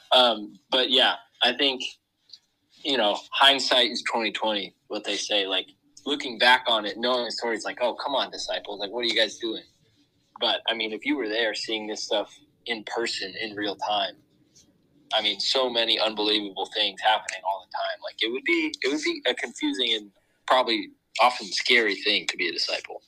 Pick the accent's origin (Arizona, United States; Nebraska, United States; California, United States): California, United States; Huntington Beach; moved away as an adult; now in Indiana, United States; I grew up in Huntington Beach, California